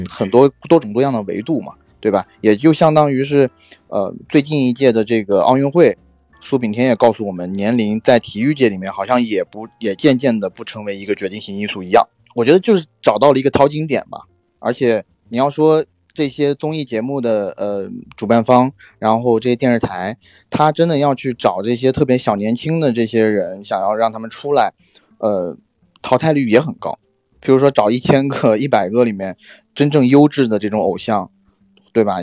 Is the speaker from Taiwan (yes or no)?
no; China; 港台那边有一些俗语和他们一些讲话的方式是和我们大陆这边不太一样的